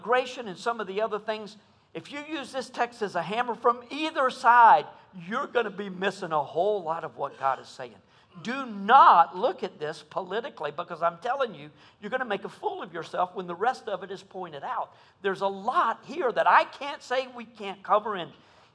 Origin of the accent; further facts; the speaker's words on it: United States; as American evangelicals